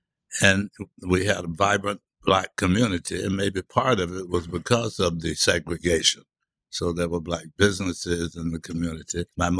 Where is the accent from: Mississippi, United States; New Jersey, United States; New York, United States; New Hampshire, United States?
Mississippi, United States; Hattiesburg; I was born in Hattiesburg, Mississippi in 1938. So I really grew up in the 40s and 50s